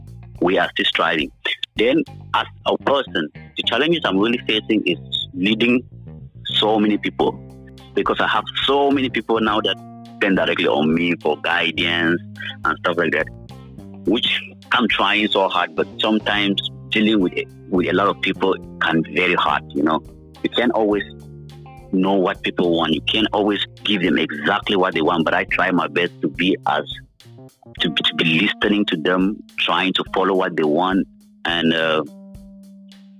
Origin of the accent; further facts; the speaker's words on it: Cameroon; moved away; I'm from Cameroon